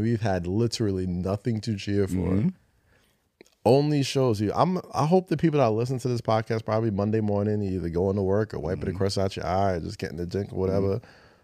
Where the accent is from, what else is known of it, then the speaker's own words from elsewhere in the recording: New York, United States; as a New Yorker